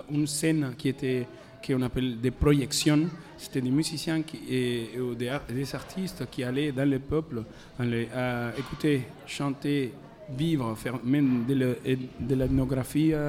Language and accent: French; Maracaibo, Zulia, Venezuela; French is a second language; on avait besoin de faire nous-mêmes notre musique avec nos matos chez nous, au Maracaibo.